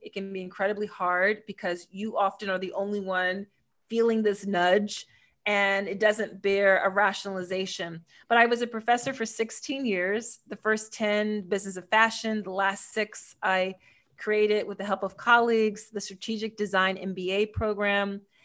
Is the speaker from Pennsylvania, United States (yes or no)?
yes; Philadelphia, Pennsylvania, United States; I'm from Philly, which is also where I live now in the States